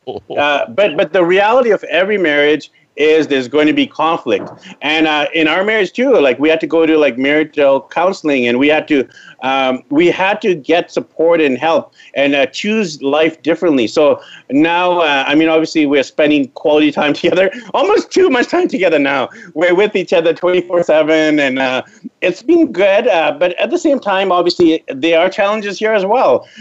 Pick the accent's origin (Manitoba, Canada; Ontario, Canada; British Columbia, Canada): British Columbia, Canada; Vancouver; moved away as an adult; I'm from Vancouver, BC, Canada. I was born there, raised there, went to elementary school, high school, university there